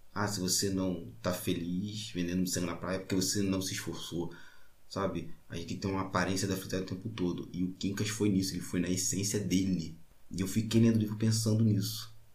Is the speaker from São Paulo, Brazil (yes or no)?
no; Baixada Fluminense, Rio de Janeiro, Brazil; eu sou da Baixada Fluminense, do Rio de Janeiro, um homem negro